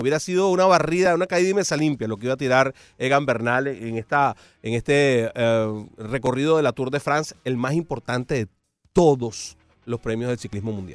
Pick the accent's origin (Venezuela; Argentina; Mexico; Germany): Venezuela; now in Miami, United States; como venezolano